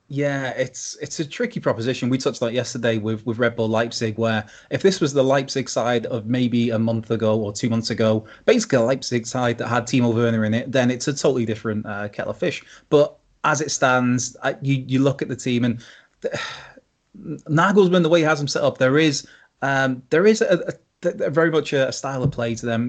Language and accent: English; Wales, United Kingdom; speaking as a Welshman